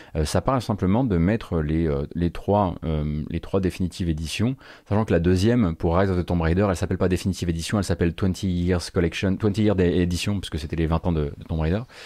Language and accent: French; Saint-Avold, Grand Est, France; Mais je suis pas né dans la Fench, moi. Attention, je suis né à Saint-Avold